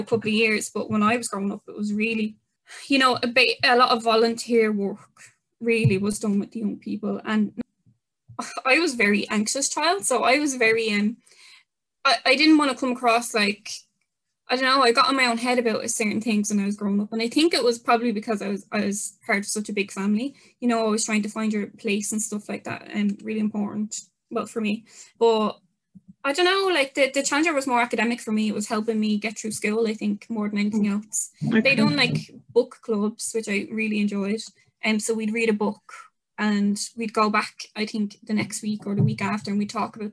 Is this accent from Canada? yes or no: no; Dublin, Leinster, Ireland; which is in Coolock. So some people say it's in Darndale, some people say it's in Coolock, but you know, it's all the one